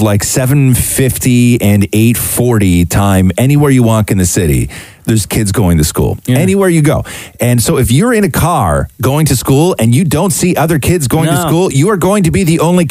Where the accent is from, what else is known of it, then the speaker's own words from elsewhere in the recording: Acton, Ontario, Canada; When I was growing up in Halton, because that's where Acton is